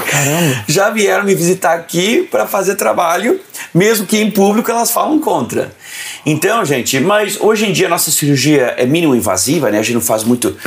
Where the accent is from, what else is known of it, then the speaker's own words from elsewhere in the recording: São Paulo, Brazil; now in United States; Eu sou paulistano